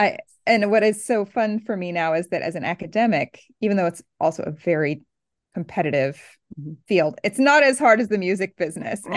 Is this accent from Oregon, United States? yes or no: yes; Oregon, United States; moved away as an adult; also born or lived in Southern California; now in East Coast, United States; Oregon, which is on the West Coast